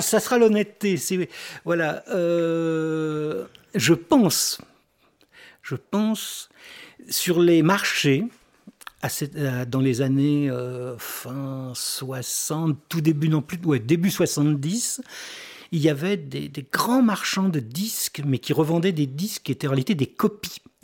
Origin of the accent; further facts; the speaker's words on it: north of Paris, Île-de-France, France; moved away as an adult; now in Île d'Oléron, France; Je suis pas de Paris même